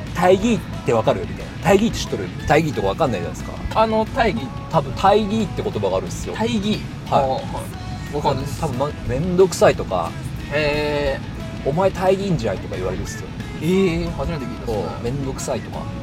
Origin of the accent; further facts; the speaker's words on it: Kure, Hiroshima, Japan; now in Tokyo, Japan; まあ、私が広島出身で